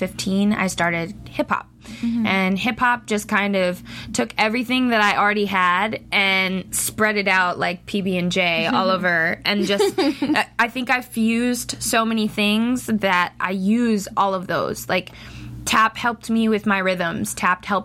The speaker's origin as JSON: {"language": "English", "town": "Seattle", "region": "Washington", "country": "United States", "tie": "born or raised there", "moved": "as an adult", "lives_now": "North Hollywood, United States", "said": "This is home now, but home originally was Seattle, Washington"}